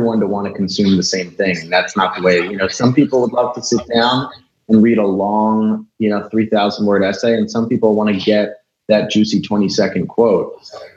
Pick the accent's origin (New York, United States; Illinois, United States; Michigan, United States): New York, United States; I'm from New York.